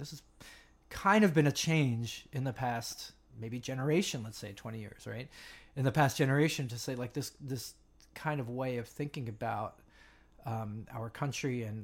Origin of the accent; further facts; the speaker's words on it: United States; also born or lived in New Jersey / Westchester, New York; suburbs of here